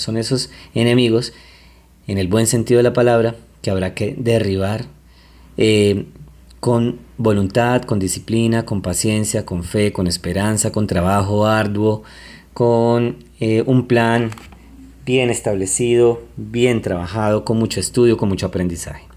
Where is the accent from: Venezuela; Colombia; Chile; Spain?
Colombia; yo soy colombiano y quiero mucho mi país Colombia